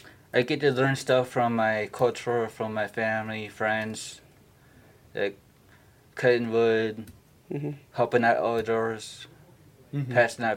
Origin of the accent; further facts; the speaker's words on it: Nenana, Alaska, United States; moved away as an adult; now in Kenai, United States; I'm from Nenano, and I moved here in August.